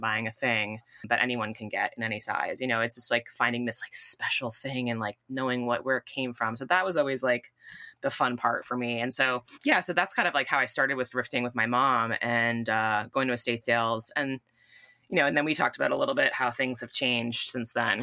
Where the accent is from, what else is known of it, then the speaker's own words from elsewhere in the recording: Southern Connecticut, United States; I grew up in Southern Connecticut.